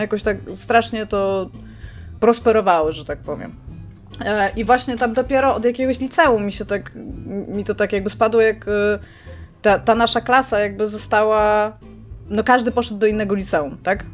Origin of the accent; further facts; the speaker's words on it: Elbląg, Warmian-Masurian Voivodeship, Poland; urodziłam się w mieście, w którym jak wiecie, nie za bardzo chciałam się urodzić